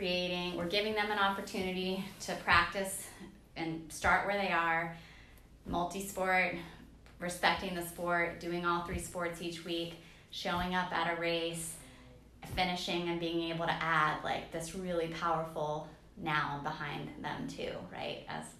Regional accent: Washington, District of Columbia, United States; I mean, I come from the Washington, D.C. area and we have some nice hills around there.

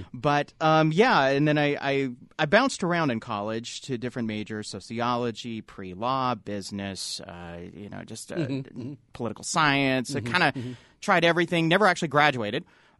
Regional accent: Utah, United States; also born or lived in Idaho; I grew up in Utah County.

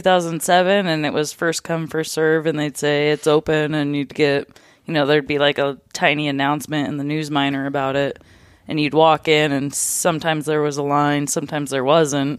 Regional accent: Fairbanks, Alaska, United States; also born or lived in North Pole, Alaska; I'm from Fairbanks slash North Pole, kinda grew up in between

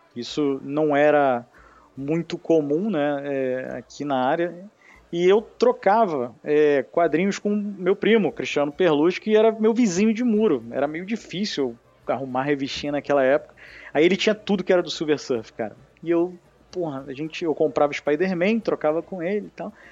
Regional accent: Rio de Janeiro, Brazil; accent: carioca; Sou carioca

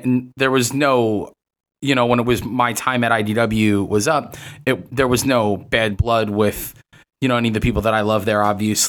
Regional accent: New York City, New York, United States; moved away as an adult; now in San Diego, United States; I'm born and raised in New York City, from up in the Bronx, grew up down in Manhattan

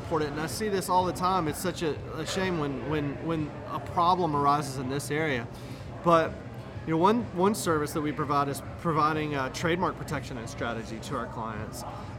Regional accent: Roanoke, Virginia, United States; I'm from Roanoke, Virginia.

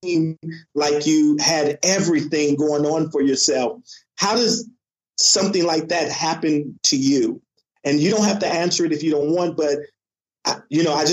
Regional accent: California, United States; I grew up in California

